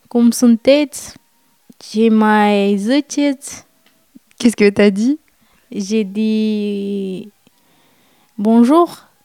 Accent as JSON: {"language": "French", "country": "Romania", "second_language": "French", "moved": "as an adult", "lives_now": "France"}